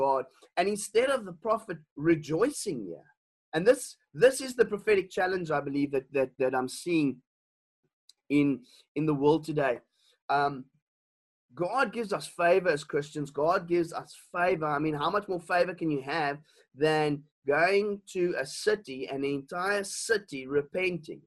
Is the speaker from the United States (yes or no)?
no; Elgin, Western Cape, South Africa; also born or lived in Stellenbosch; I come from a small town. I was born and bred in Elgin, and I was there in primary school